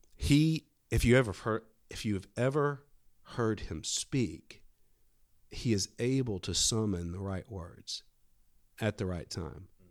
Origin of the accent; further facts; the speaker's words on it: Fairhope, Alabama, United States; I'm born and raised in Fairhope, Alabama